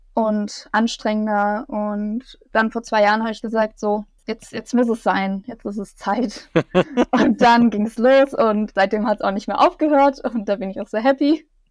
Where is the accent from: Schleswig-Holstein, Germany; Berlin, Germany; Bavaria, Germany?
Bavaria, Germany; near Munich; Ich komme aus der Nähe von München